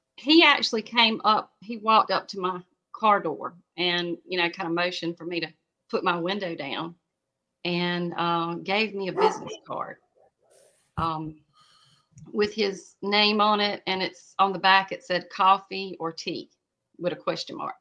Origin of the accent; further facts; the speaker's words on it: South Carolina, United States; I'm from South Carolina